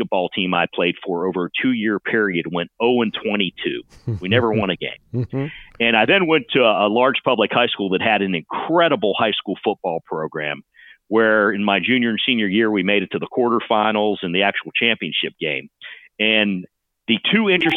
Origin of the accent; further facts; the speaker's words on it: northern panhandle of West Virginia, United States; now in Austin, United States; I grew up in the very northern panhandle of West Virginia, the son and grandson of steelworkers